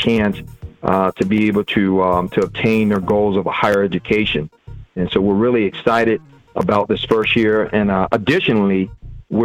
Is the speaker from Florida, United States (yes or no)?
yes; Belle Glade, Florida, United States; also born or lived in Pahokee, Florida; I'm from Muck City, by way of Pahokee